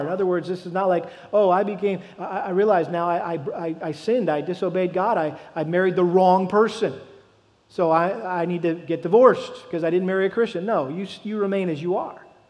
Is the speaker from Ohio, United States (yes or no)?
no; Massachusetts, United States; I grew up in Massachusetts.